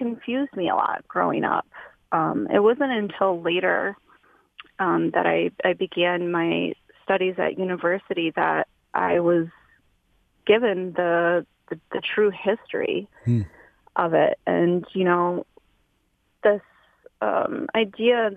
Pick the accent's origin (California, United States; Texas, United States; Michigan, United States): Michigan, United States; Peshawbestown; I grew up in Peshawe Town on the Ottawa and Chippewa